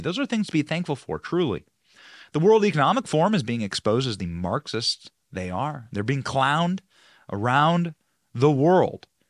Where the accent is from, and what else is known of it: United States